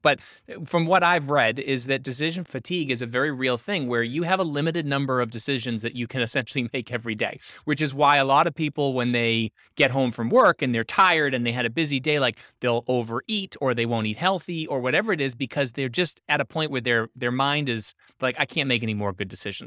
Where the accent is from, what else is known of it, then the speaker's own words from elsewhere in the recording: Northeast United States, United States; I'm from the Northeast, so, um, in, uh, Northeast United States